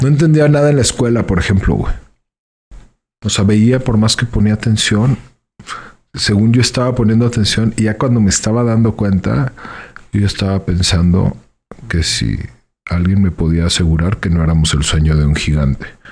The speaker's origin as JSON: {"language": "Spanish", "town": "León", "region": "Guanajuato", "country": "Mexico", "said": "soy de León. Soy de León."}